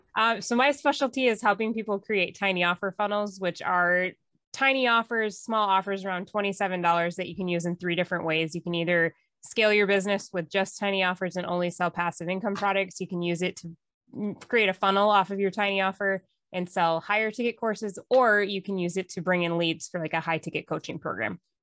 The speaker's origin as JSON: {"language": "English", "region": "northern Minnesota", "country": "United States", "tie": "born or raised there", "said": "I grew up in northern Minnesota on a lake in the woods"}